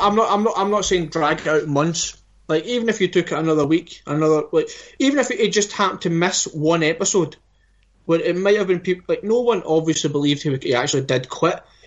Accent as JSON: {"language": "English", "region": "Scotland", "country": "United Kingdom", "said": "we're Scottish"}